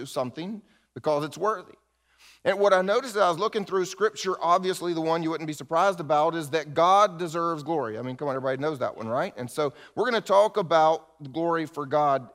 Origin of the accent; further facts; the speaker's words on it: the South, United States; I grew up in the South with old Southerners